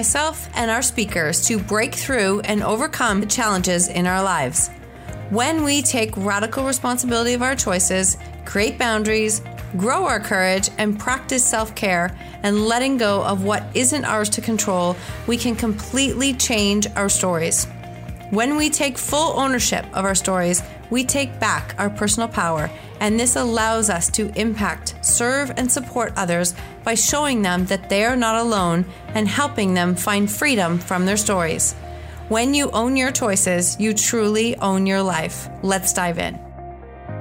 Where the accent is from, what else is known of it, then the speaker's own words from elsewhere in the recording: Kitchener, Ontario, Canada; we're from the same city